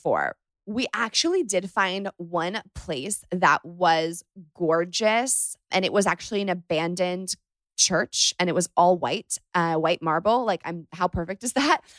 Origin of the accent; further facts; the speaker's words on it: Northern California, United States; I'm from Northern California